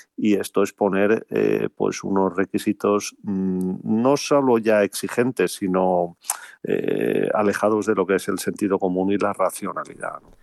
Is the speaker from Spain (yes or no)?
yes; Spain; como españoles